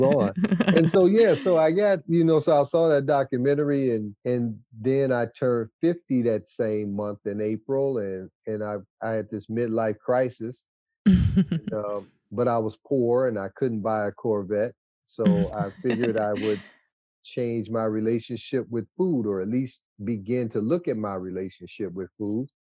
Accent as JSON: {"language": "English", "town": "Detroit", "region": "Michigan", "country": "United States", "tie": "born or raised there", "moved": "as an adult", "lives_now": "Washtenaw County, United States", "said": "I grew up in Wayne County, born and raised in Wayne County, in a small one horse town called Detroit"}